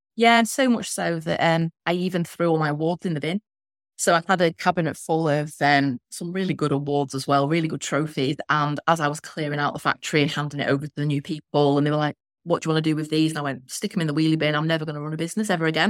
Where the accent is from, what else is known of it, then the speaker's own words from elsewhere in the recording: Blackpool, North West England, United Kingdom; I'm from Blackpool.